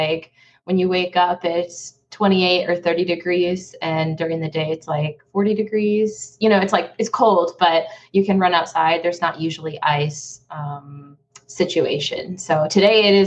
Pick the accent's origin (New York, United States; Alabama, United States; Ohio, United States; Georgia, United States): New York, United States; Buffalo; moved away as an adult; now in Dallas, United States; I'm actually originally from Buffalo, New York. So I am from the Eastern time zone. It's where I was born and raised